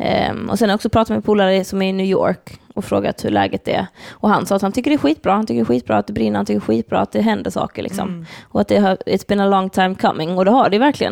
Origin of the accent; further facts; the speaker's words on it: Lund, Skåne, Sweden; Lund? Där vi växte upp